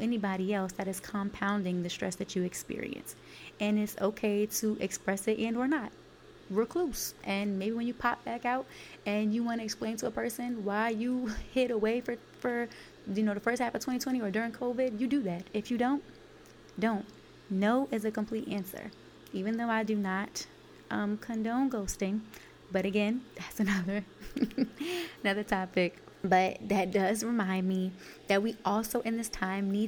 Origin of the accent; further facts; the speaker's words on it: New York City, New York, United States; I'm from Brooklyn, New York, Canarsie, East New York, Brookline Projects.